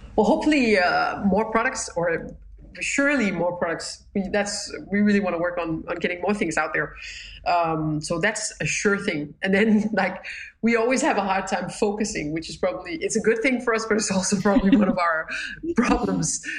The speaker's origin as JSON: {"language": "English", "region": "Jutland", "country": "Denmark", "said": "we're too much from Jutland"}